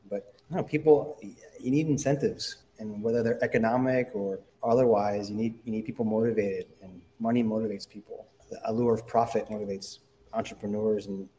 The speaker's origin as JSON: {"language": "English", "town": "New York City", "region": "New York", "country": "United States", "tie": "born or raised there", "also_born_or_lived": "Manhattan, New York", "moved": "as an adult", "lives_now": "Oakland, United States", "said": "I grew up in Queens, and I went to high school in Manhattan."}